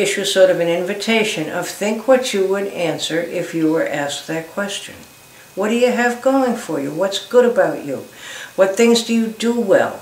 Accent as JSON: {"language": "English", "town": "Boston", "region": "Massachusetts", "country": "United States", "tie": "born or raised there", "said": "I can remember when I was growing up in Boston, and maybe it's an Irishism"}